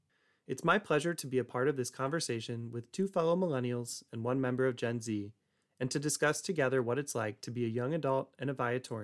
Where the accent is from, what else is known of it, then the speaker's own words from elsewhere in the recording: Arlington Heights, Illinois, United States; I grew up in Arlington Heights, Illinois, and I met the Viatorians through St. Vider High School.